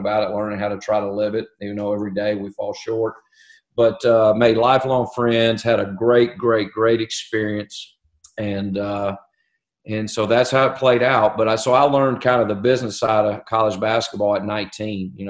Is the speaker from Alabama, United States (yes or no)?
yes; Huntsville, Alabama, United States; I grew up in Huntsville, and I played at Johnson High School